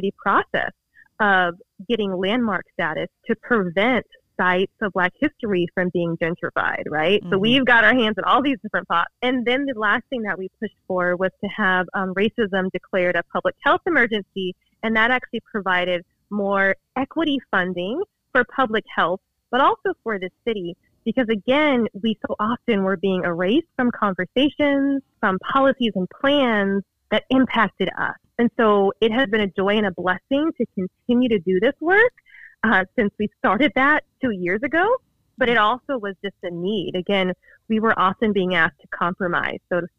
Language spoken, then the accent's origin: English; Oakland, California, United States; moved away as an adult; now in Santa Barbara, United States; I'm actually from Oakland, but went to UCSB